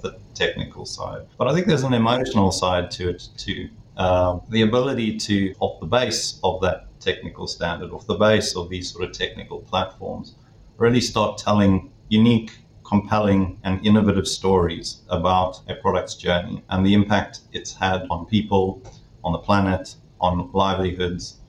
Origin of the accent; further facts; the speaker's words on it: South Africa; moved away as an adult; now in London, United Kingdom; I'm based now in London, the UK, but from my accent, you might understand that I originate from South Africa. So I grew up in South Africa